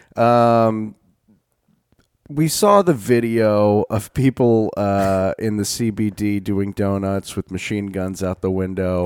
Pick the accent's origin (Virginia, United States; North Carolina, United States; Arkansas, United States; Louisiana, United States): Louisiana, United States; North; growing up in North Louisiana